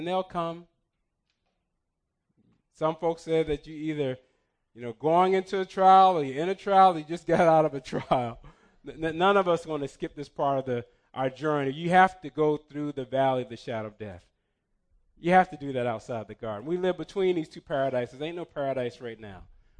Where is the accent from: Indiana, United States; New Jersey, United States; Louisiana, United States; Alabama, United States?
New Jersey, United States; Newark; I grew up in Hart Parson, in Newark, New Jersey. Before I was 10, I'm carrying a knife as long as my calf.